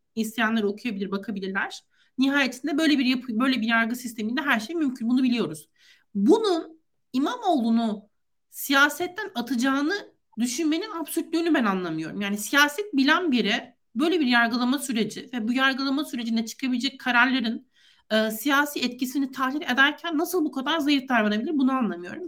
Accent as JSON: {"language": "Turkish", "region": "Antalya", "country": "Turkey", "said": "Ben Antalyalıyım."}